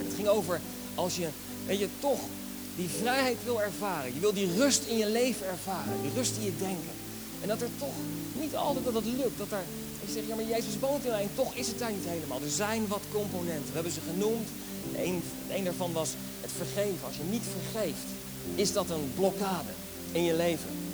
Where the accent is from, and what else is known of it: Netherlands